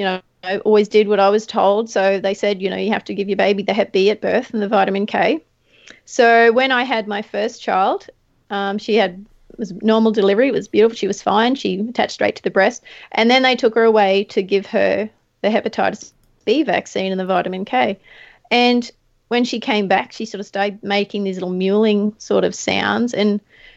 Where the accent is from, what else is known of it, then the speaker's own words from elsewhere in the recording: Charters Towers, Queensland, Australia; accent: country accent; I was raised on a beef cattle property in North Queensland near Charters Towers